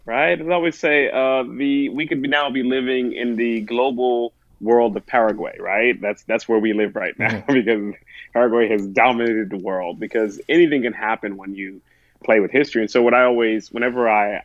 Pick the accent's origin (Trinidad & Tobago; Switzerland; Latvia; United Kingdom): Trinidad & Tobago; Chaguanas; moved away; also born or lived in United States; I was born in the United States, but sent back. Growing up with my grandparents was, I lived in a place called Chaguanas in Trinidad